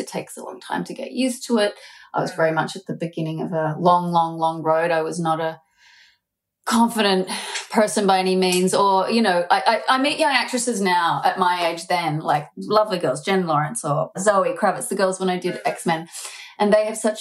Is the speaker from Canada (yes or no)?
no; Australia; being Australian